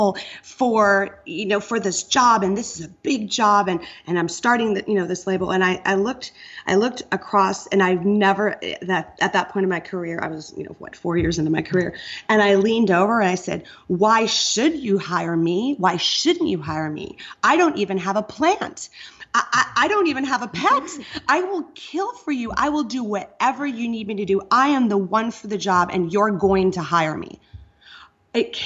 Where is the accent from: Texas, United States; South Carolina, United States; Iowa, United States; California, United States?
Iowa, United States; moved away; I kind of come from that safe zone of being born and raised in Iowa